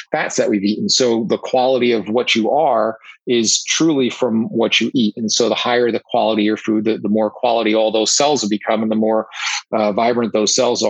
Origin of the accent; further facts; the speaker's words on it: United States; accent: New York, New Jersey; I'm in the New York, New Jersey area, as you can tell by my accent